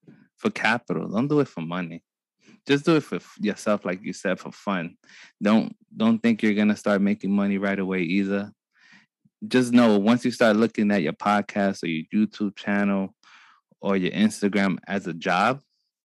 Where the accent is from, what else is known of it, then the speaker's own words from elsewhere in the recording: New York City, New York, United States; growing up in Brooklyn, in my little block